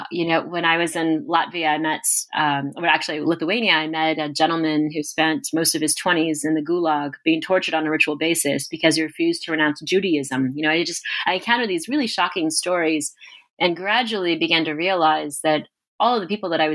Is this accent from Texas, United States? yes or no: yes; Texas, United States; so this is me, Mexican-American, growing up in South Texas. Actually, I did not grow up speaking Spanish like many of us.